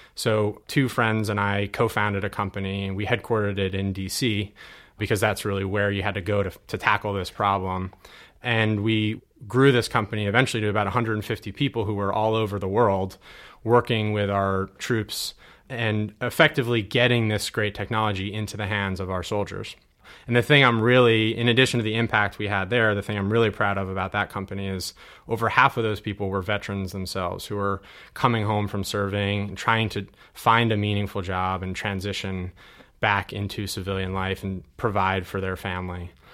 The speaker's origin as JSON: {"language": "English", "town": "Hurley", "region": "New York", "country": "United States", "tie": "born or raised there", "said": "this is the town that I was born and raised in. Uh, even though I went to Kingston High School, I'm actually from Hurley"}